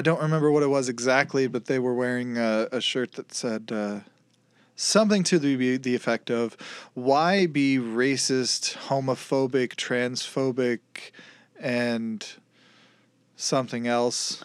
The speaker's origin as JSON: {"language": "English", "region": "Kansas", "country": "United States", "tie": "born or raised there", "said": "I was born in Kansas"}